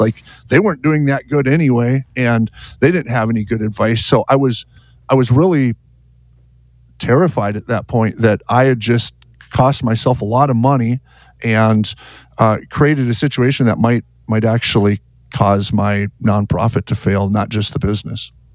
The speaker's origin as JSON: {"language": "English", "town": "Fargo", "region": "North Dakota", "country": "United States", "said": "I'm from Fargo, North Dakota"}